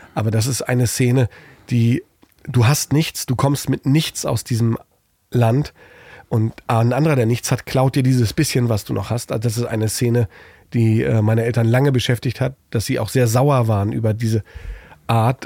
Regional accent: East Germany, Germany; moved away; als Ossi

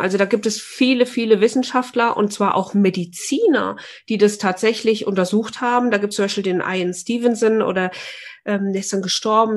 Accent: Fulda, Hesse, Germany; ich komme ja aus Fulda

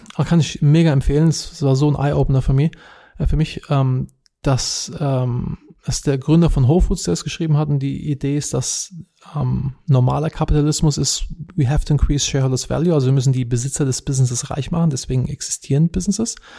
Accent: Wiesbaden, Hesse, Germany; moved away as an adult; now in United States; Ich bin ursprünglich aus Wiesbaden, bin aber schon seit 2009 nicht mehr in Deutschland.

